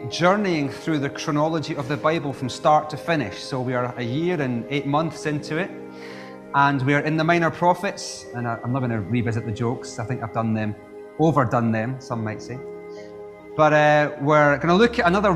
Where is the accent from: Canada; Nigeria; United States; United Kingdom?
United Kingdom; Scotland; as a Scot